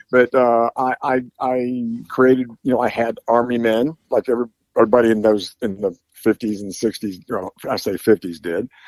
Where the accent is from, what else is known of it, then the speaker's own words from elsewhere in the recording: Bethel, Ohio, United States; I grew up about oh, eight miles from where I'm sitting right now, in a little town called Bethel, Ohio.